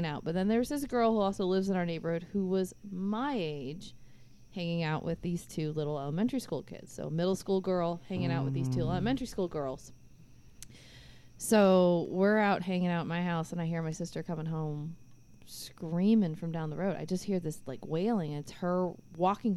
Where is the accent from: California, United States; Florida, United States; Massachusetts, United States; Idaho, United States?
Florida, United States; Orlando; I'm from Orlando